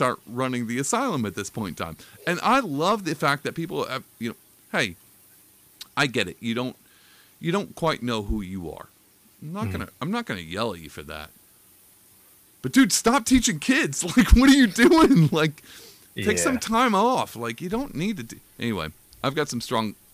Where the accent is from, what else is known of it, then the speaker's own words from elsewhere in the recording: Texas, United States; I'm from Texas, so my family's kind of Republican